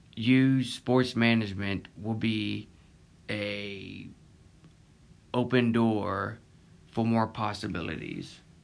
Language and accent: English; Pensacola, Florida, United States; also born or lived in Pace, Florida; I was born in Pensacola, Florida, and I live in Pace, Florida, just a couple minutes away from Pensacola